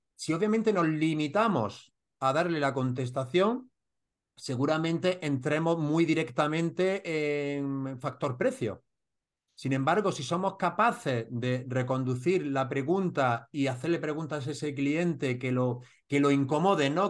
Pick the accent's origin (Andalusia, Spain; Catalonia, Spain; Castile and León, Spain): Andalusia, Spain; Granada; Granada con los murcianos, tenemos también nuestro deje unos de otros